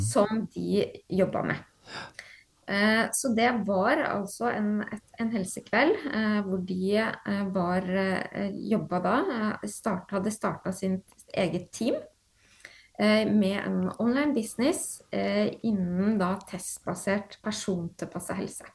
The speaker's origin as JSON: {"language": "Norwegian", "town": "Horten", "region": "Vestfold", "country": "Norway", "tie": "born or raised there", "also_born_or_lived": "Stavern", "said": "jeg er opprinnelig født og oppvokst i Stavern, uh, mm -hmm. så jeg har bodd der de ti første leveårene mine. og så flytta jeg til Horten uh, når jeg var ti år"}